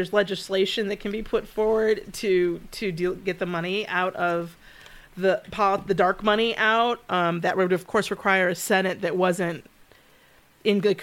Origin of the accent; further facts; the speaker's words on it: Michigan, United States; I grew up in Michigan, and Royal Oak, we lived at 8 Mile and Woodward